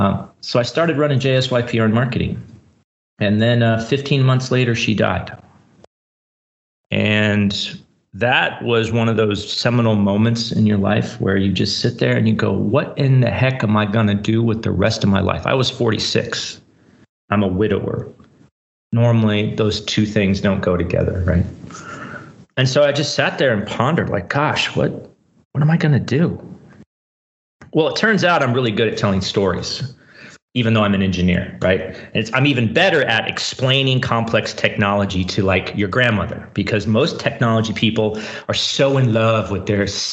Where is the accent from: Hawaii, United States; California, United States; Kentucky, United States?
California, United States; Silicon Valley; also born or lived in San Francisco, California; So I grew up in Silicon Valley. Right now I live in San Francisco, California.